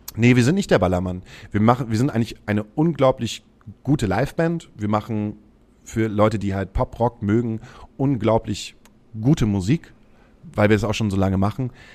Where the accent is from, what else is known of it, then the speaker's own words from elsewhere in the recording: Himmelpforten, Lower Saxony, Germany; now in Hamburg, Germany; Ich komme aus einem kleinen Ortsteil, der ist Breitenwisch. Der liegt bei Himmelpforten. Himmelpforten liegt zwischen Hamburg und Cuxhaven